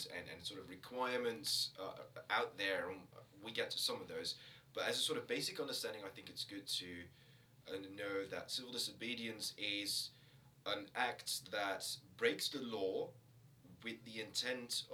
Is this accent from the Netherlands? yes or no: yes; Netherlands; moved away as an adult; now in Aberdeen, United Kingdom; I'm from the Netherlands